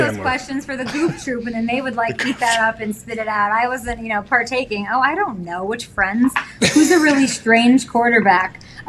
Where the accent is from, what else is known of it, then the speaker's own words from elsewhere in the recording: Chicago, Illinois, United States; moved away as an adult; also born or lived in Columbia, Missouri / St. Louis; I moved to St. Louis with a boy, and I didn't want to be there because I'm from Chicago